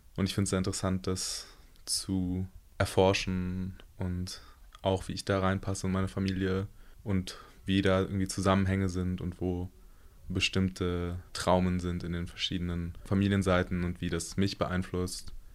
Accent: Berlin, Germany; ich bin 23 Jahre alt und komme aus Berlin

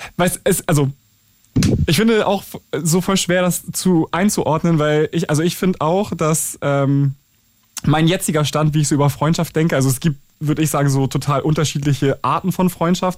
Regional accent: Schleswig-Holstein, Germany; ich komme ja aus Schleswig-Holstein

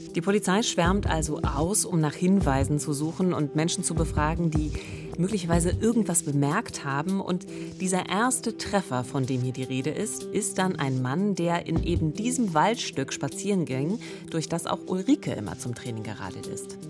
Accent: Eberswalde, Brandenburg, Germany; in meiner Heimatstadt Eberswalde

